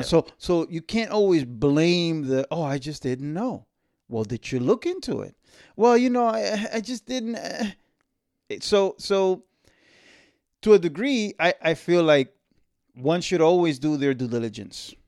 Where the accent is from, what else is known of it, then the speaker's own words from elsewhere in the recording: Dominican Republic; where I was born, where I'm from, you know, it's it's in the East